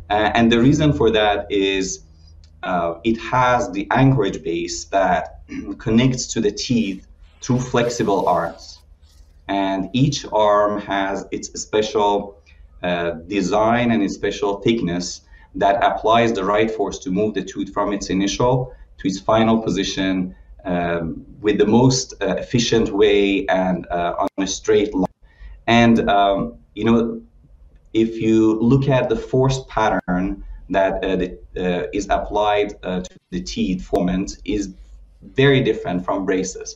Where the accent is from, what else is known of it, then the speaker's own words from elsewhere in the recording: Iran; moved away as an adult; also born or lived in Illinois, United States; now in United States; I'm originally from Iran and I did my education in dentistry and orthodontics